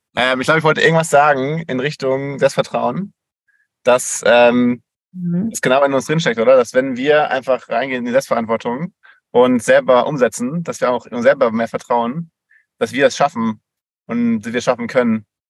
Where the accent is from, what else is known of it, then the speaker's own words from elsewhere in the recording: Switzerland; bei uns in der Schweiz